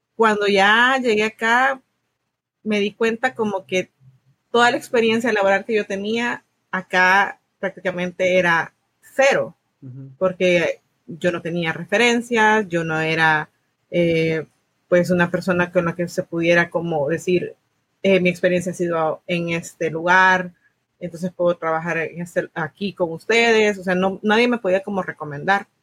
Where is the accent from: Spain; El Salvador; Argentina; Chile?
El Salvador; moved away as an adult; now in United States; soy del Salvador, Vine a Estados Unidos en el 2015